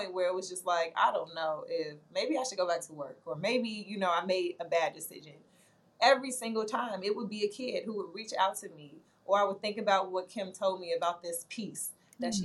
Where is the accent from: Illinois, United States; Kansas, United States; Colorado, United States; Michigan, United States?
Illinois, United States; Chicago; I'm from the South Side of Chicago